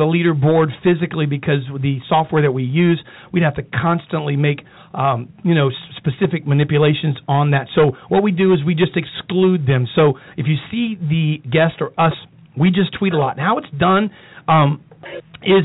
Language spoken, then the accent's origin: English; United States; I'm grateful for America. I'm grateful for this great country we live in.